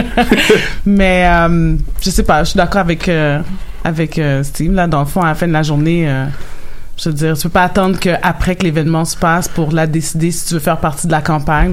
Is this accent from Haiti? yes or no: yes; Haiti; Dans ma communauté, moi, je suis haïtienne